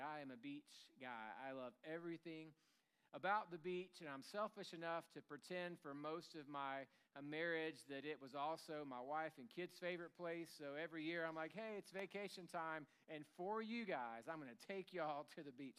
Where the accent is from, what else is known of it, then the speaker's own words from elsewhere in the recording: Tennessee, United States; I grew up in Tennessee